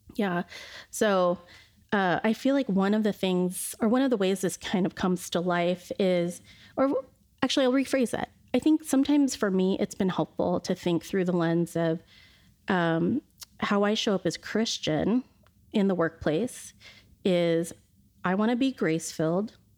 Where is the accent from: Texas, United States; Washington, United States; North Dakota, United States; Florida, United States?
Washington, United States; Shoreline; I grew up in Shoreline, which was a predominantly Caucasian community at the time